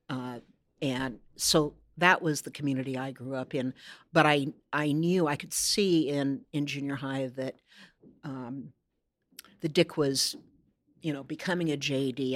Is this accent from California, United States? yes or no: no; Corvallis, Oregon, United States; moved away as an adult; now in Seattle, United States; my Corvallis, my hometown, was not necessarily the same Corvallis they grew up